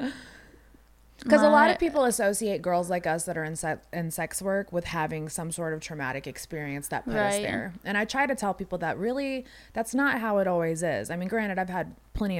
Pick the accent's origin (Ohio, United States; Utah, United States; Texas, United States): Texas, United States; I was born in Texas, and I had an accent